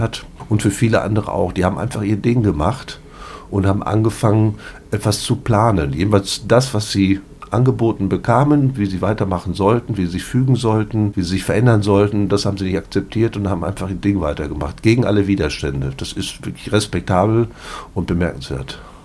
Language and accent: German; Paderborn, North Rhine-Westphalia, Germany; Ich komme hier aus Paderborn